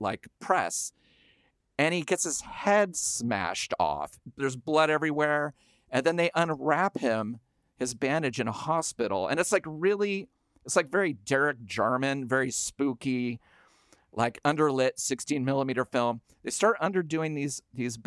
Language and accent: English; the Northwest, Pacific Northwest, United States; Growing up in the Northwest